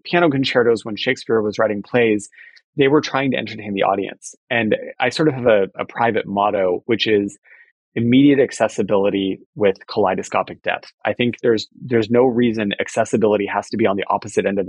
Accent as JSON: {"language": "English", "town": "Fullerton", "region": "California", "country": "United States", "tie": "born or raised there", "said": "I grew up in Fullerton, California."}